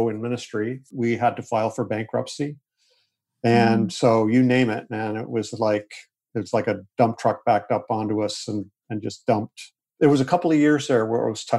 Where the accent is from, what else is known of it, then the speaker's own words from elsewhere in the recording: Canada; moved away as an adult; also born or lived in Springfield, Missouri; I'm Canadian